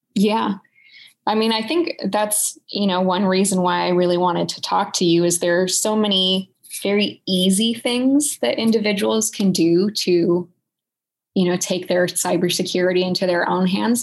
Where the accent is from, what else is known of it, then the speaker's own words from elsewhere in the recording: Silicon Valley, California, United States; moved away as an adult; also born or lived in Boston; I was born and raised in Silicon Valley